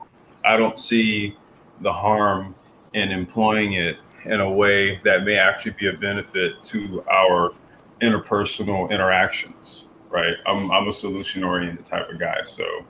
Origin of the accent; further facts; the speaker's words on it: California, United States; yeah, I grew up in Central Cal for a short time, so I became a 49ers fan when I was a kid